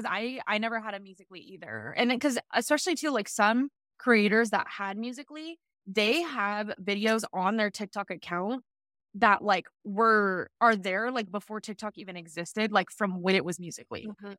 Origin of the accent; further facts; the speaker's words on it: California, United States; moved away as an adult; now in Los Angeles, United States; I was like, I need to, not that there's anything wrong with my hometown. Like, I love Northern California, but I had lived, I've been there for 18 years.